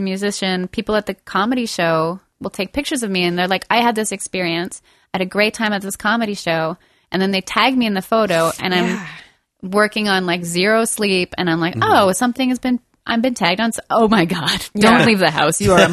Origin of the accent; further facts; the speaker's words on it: Montreal, Quebec, Canada; I am from Montreal, Quebec